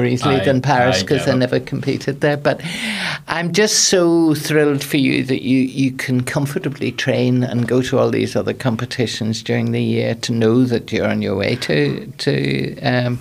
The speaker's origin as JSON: {"language": "English", "town": "Liverpool", "region": "North West England", "country": "United Kingdom", "tie": "born or raised there", "moved": "yes", "lives_now": "Northern Ireland", "said": "I was a little girl from Liverpool that came to live in Northern Ireland"}